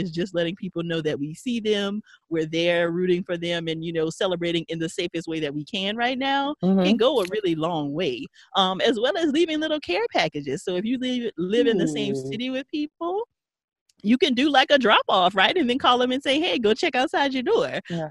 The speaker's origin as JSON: {"language": "English", "town": "Paincourtville", "region": "Louisiana", "country": "United States", "said": "Payne Courtville, Louisiana. Country"}